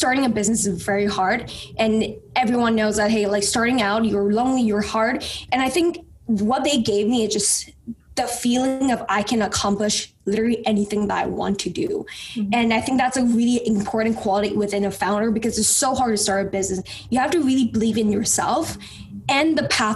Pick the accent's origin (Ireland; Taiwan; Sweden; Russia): Taiwan; English is a second language; moved away; growing up in Taiwan, my parents was extremely poor starting out.